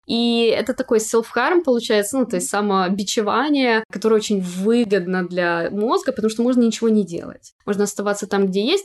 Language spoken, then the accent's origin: Russian; Ukraine; now in London, United Kingdom; я украинка